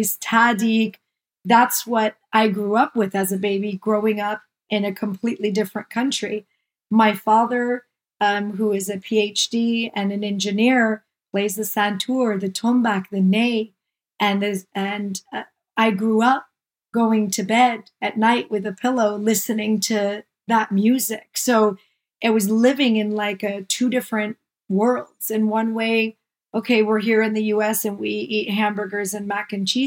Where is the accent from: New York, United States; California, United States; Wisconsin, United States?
California, United States; Chico; also born or lived in Beaumont, Texas; now in San Diego, United States; I was born in Chico, California, lived my entire life in the United States, mostly primarily in California.